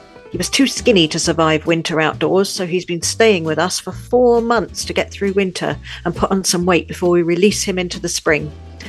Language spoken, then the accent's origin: English; London, United Kingdom; moved away as an adult; now in Pas-de-Calais, France; I was born in London, but I now live in a beautiful part of northern France, the Seven Valleys Pas-de-Calais